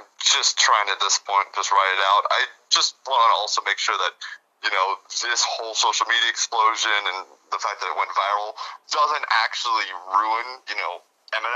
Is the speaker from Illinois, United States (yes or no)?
yes; Chicago, Illinois, United States; moved away as an adult; also born or lived in Phoenix area, Arizona; now in Arizona, United States; My family's from Chicago. I'm from Chicago